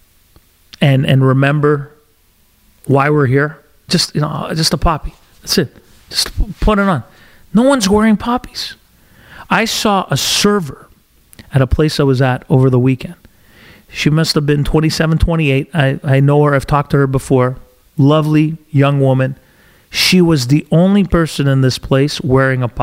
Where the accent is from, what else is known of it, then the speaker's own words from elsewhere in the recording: Canada; We're all Canadian.